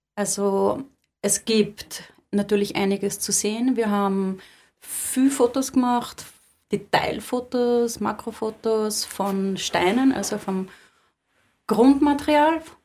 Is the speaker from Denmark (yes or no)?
no; Lower Austria, Austria; ich komme da aus Niederösterreich